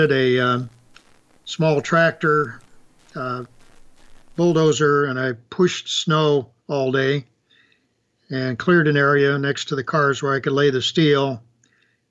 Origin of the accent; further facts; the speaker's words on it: Iowa City, Iowa, United States; moved away; also born or lived in Toddville, Iowa; I was born in a little farm community called Toddville, Iowa, just outside of Cedar Rapids, Iowa. I grew up in Iowa City